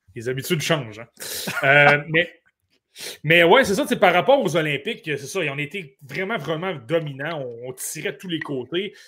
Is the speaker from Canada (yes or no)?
yes; Côte-Nord, Quebec, Canada; je suis originaire de la Côte-Nord